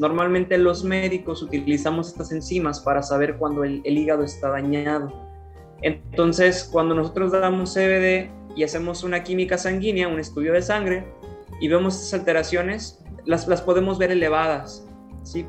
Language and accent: Spanish; Ciudad Valles, San Luis Potosí, Mexico; also born or lived in Monterrey, Nuevo León; luego me vine a emprender aquí a mi ciudad, Ciudad Valles, San Luis Potosí